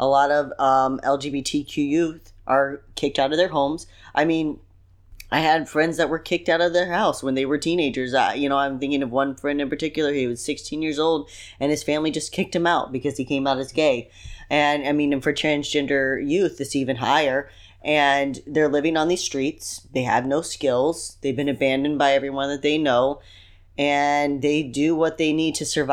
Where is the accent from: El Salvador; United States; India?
United States; Chicago, Illinois; moved away as an adult; We're from Chicago. Everything is on a grid in Chicago